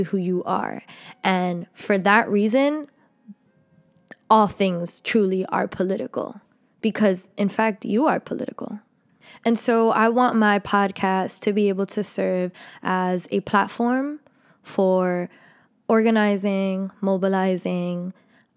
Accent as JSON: {"language": "English", "town": "New York City", "region": "New York", "country": "United States", "tie": "born or raised there", "said": "I was raised in Harlem, New York by a phenomenal mother"}